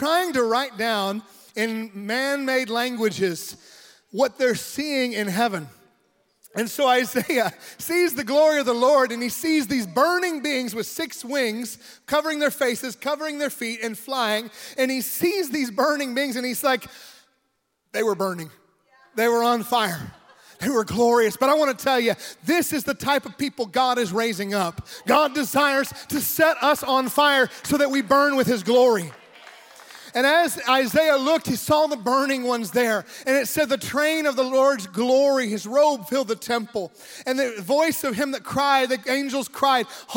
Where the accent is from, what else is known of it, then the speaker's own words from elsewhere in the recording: United States; moved away as an adult; now in Mexico; I am American. I love my country. I'm also Mexican. I love my Mexican country as well, my adopted nation